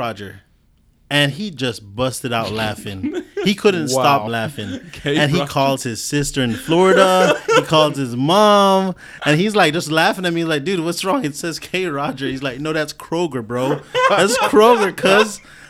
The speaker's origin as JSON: {"language": "English", "country": "Belize", "moved": "yes", "lives_now": "United States", "said": "I'm from Belize."}